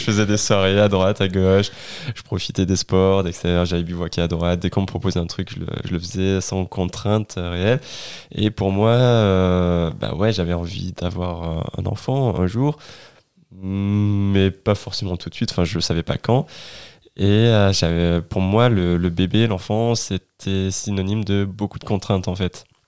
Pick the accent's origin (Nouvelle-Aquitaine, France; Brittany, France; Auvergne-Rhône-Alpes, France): Auvergne-Rhône-Alpes, France; Ardèche; also born or lived in Grenoble; je viens d'Ardèche